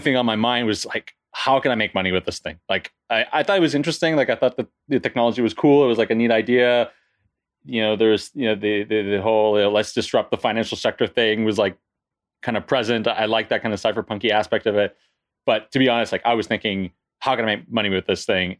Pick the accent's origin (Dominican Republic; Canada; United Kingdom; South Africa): Canada; moved away as an adult; now in France; I'm originally from Canada, and I moved to France in my early twenties.